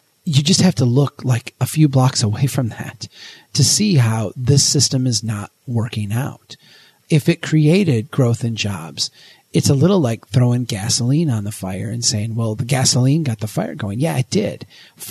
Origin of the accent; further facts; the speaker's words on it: Brainerd, Minnesota, United States; my hometown here in Brainerd